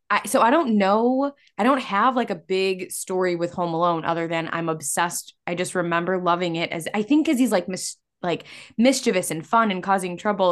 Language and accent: English; Illinois, United States; we're from Illinois